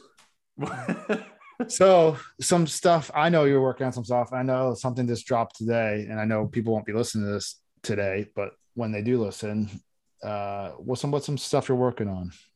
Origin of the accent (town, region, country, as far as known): Ohio, United States; born or raised there